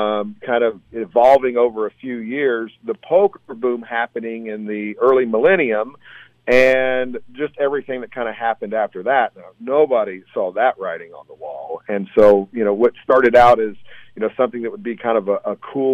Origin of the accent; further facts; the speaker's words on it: Texas, United States; I grew up in Texas.